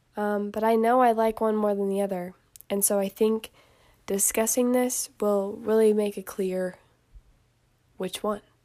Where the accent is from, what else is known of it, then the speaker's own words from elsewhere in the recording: Indiana, United States; I am from Indiana